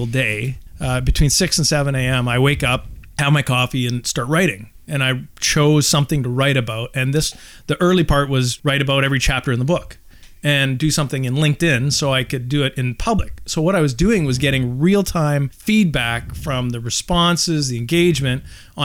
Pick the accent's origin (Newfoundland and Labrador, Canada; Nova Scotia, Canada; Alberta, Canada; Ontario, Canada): Alberta, Canada; Calgary; moved away as an adult; now in Squamish, Canada; I was born and raised in Calgary, Alberta.